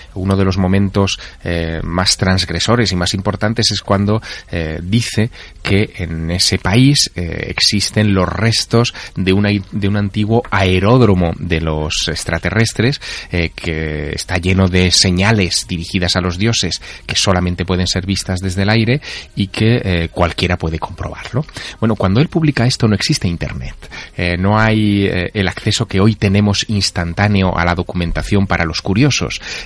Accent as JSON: {"language": "Spanish", "town": "Teruel", "region": "Aragon", "country": "Spain", "tie": "born or raised there", "said": "mi ciudad natal, en Teruel, en La Glorieta"}